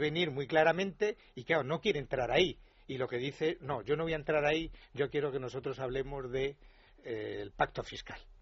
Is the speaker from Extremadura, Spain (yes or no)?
yes; Extremadura, Spain; Yo soy extremeño